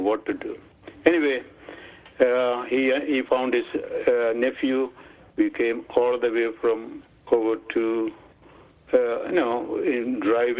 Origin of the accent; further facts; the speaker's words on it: Kerala, India; English is a second language; moved away as an adult; now in United States; I am also from Kerala